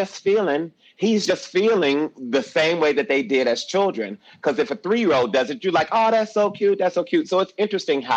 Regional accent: Detroit, Michigan, United States; Growing up in Detroit

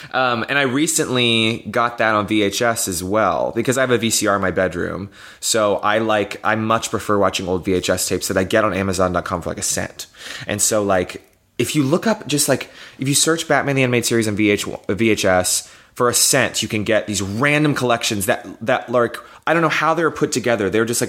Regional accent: the South, United States; I grew up in the South, and, you know, part of our culture there is to just shove everything down and not talk about things and pretend everything's okay.

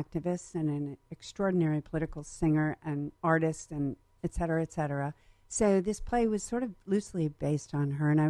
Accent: Ithaca, New York, United States; moved away as an adult; I was a jockette from Western New York, Central New York.

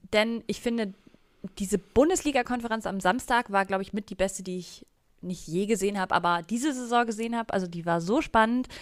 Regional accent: Bavaria, Germany; ich bin ja aus Bayern

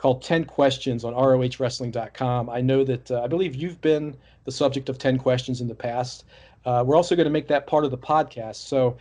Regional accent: Baltimore, Maryland, United States; I'm from the Baltimore area.

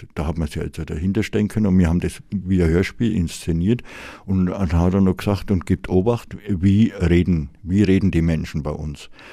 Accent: Nuremberg, Bavaria, Germany; ich bin äh, gebürtiger Mögeldorfer. Das war auch von den Großeltern mütterlicherseits haben die 1938 hat der Großvater äh, ein Häusler gebaut und, und da bin ich aufgewachsen

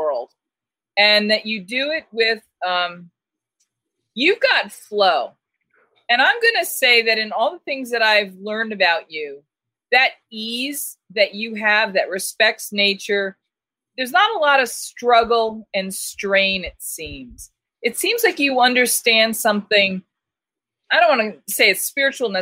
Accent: Boston, Massachusetts, United States; now in Tucson, United States; I'm from Boston. I'm from the Northeast. I'm a mouthy broad

